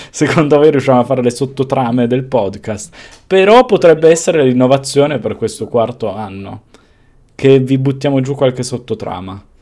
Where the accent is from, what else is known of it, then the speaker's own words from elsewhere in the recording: Piedmont, Italy; e sono quindi piemontese, non ti sì. nasconde.